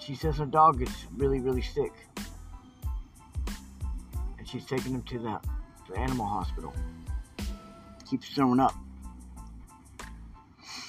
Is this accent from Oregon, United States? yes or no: yes; Portland, Oregon, United States; I grew up in Portland, Oregon.